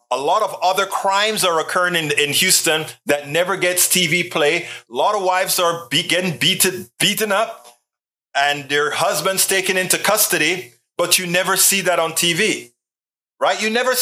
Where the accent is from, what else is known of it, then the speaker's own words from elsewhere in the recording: Panama; I am from Panama. I'm a Black person from Panama.